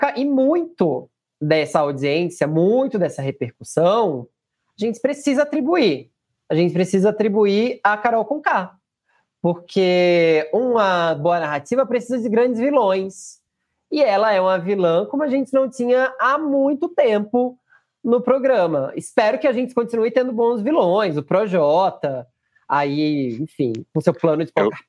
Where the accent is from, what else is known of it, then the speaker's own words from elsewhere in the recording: Northeast Region, Brazil; eu sou nordestino